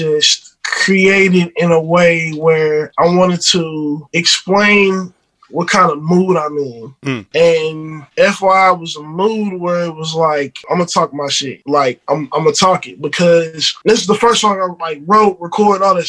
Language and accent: English; St. Louis, Missouri, United States; I'm born and raised in St. Louis